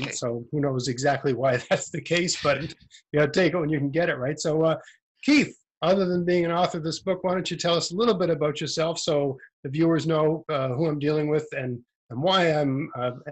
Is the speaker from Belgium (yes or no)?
no; Nova Scotia, Canada; accent: Nova Scotia; also born or lived in Ontario; I'm from Eastern Canada, but I, I, lived in Ontario for six years, which sort of smoothed out my, you know, uh, rough uh, Nova Scotia accent.